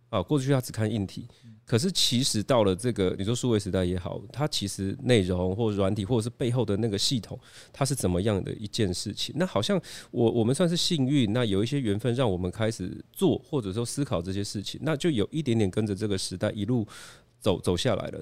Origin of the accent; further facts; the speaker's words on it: Chiayi, Taiwan; 我就是土生土长家一小孩。那大家知道我一九八四年生哦